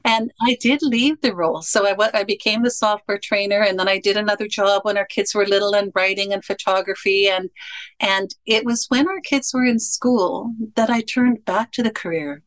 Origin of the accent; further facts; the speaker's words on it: Canada; I am a Canadian